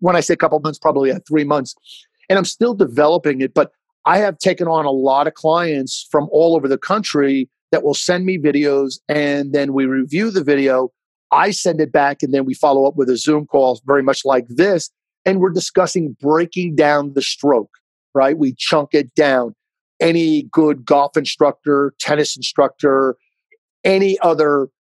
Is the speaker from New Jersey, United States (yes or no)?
yes; Jersey Shore, New Jersey, United States; growing up on the Jersey Shore